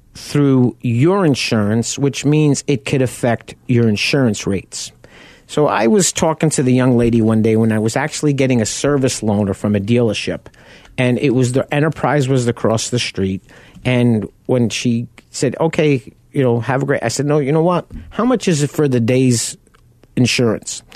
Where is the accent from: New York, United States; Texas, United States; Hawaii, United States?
New York, United States; Long Island; moved away; also born or lived in South Farmingdale; I grew up on Long Island.